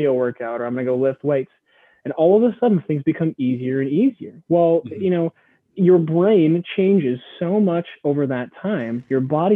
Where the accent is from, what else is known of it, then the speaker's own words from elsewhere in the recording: Midwest, United States; growing up in the Midwest